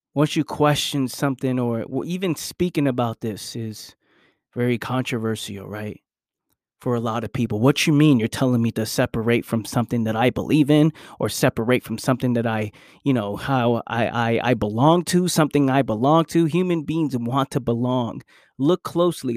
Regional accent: New York City, New York, United States; I was born and raised in New York

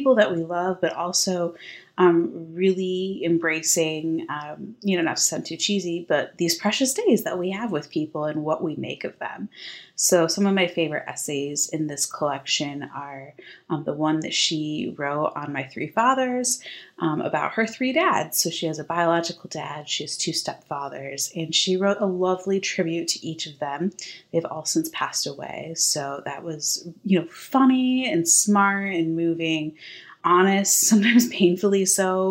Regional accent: Midwest, United States; moved away; I grew up in the Midwest

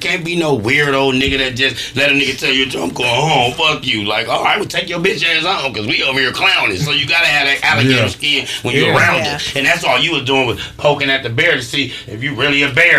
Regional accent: Los Angeles, California, United States; I came from the California hospital straight to the house.

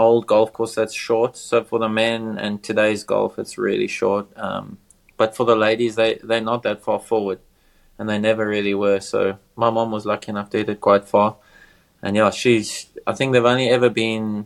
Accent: South Africa; growing up in Africa

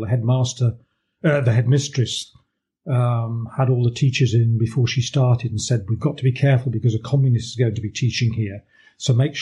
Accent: Coventry, West Midlands, United Kingdom; moved away as an adult; also born or lived in Bristol / Berlin; I grew up in Coventry on a working class housing estate.

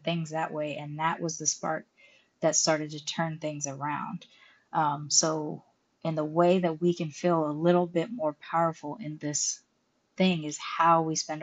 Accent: United States; moved away as an adult; now in Mexico; I'm an American citizen living on a tourist visa in Mexico

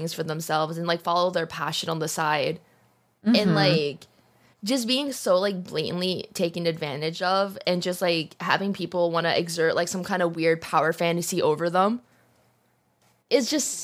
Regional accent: United States; as an American

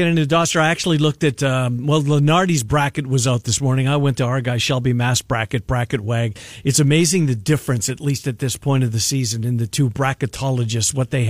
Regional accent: Canada; moved away; I'm from Canada. I don't care if I ever see another snowflake.

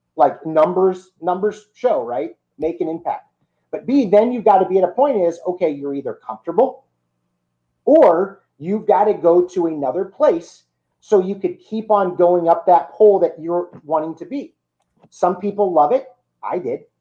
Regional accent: St. Louis, Missouri, United States; I'm from St. Louis, Missouri.

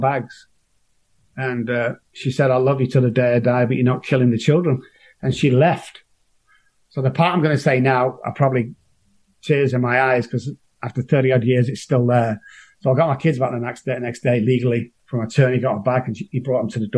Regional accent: Manchester, North West England, United Kingdom; I come from Moss Side in Manchester, a bit like Beirut with lights

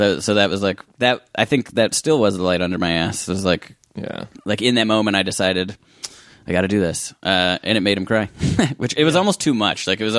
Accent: Midwest, United States; I'm from the Midwest.

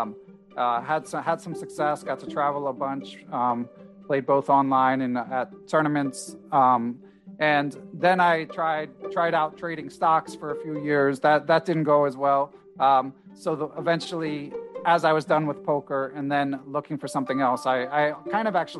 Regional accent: Philadelphia, Pennsylvania, United States; grew up in Center City, Philadelphia

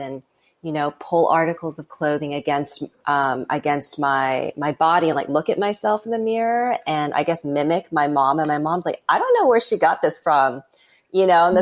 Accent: Vancouver, British Columbia, Canada; now in United States; I grew up in Vancouver, Canada, you know, like it's a beautiful city

